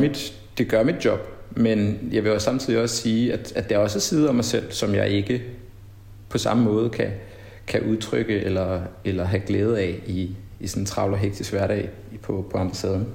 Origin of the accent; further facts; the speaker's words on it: Denmark; moved away as an adult; also born or lived in Brussels, Belgium; now in Mali; jeg havde grundlæggende ikke haft det så forfærdeligt godt i, i folkeskolen hjemme i Danmark